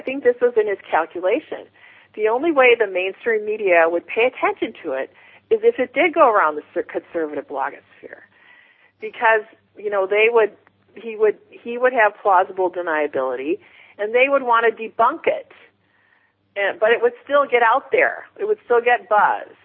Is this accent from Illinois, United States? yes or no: yes; Chicago, Illinois, United States; I'm from Chicago.